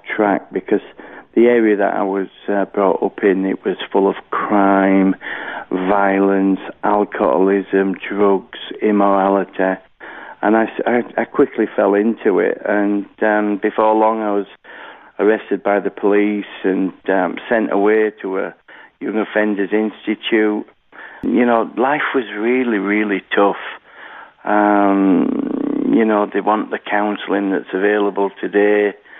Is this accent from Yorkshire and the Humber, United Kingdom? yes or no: yes; Halifax, Yorkshire and the Humber, United Kingdom; I was born in Halifax, West Yorkshire, here in the United Kingdom